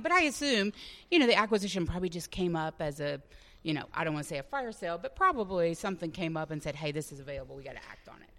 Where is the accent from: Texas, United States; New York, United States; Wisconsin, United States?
Texas, United States; Dallas; also born or lived in Chicago; now in Orlando, United States; I am from Dallas originally